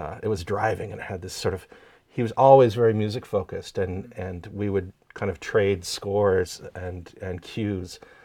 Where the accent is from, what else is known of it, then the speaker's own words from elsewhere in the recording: small town outside Ottawa, Quebec side, Canada; moved away; I grew up in Canada, in, uh, a small town just outside of Ottawa, on the Quebec side.